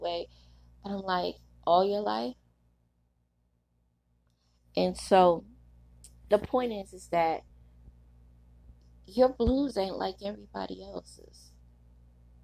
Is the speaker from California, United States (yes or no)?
no; New York City, New York, United States; I was a girl growing up in Brooklyn.